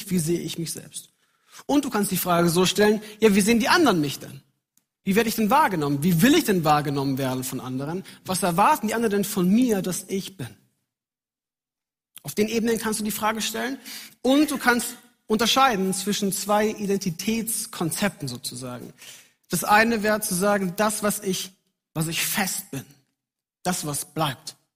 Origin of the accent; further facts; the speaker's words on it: Munich, Bavaria, Germany; Ich bin in München aufgewachsen, bin dort in die Gemeinde gegangen und ich wusste, wer ich bin darin.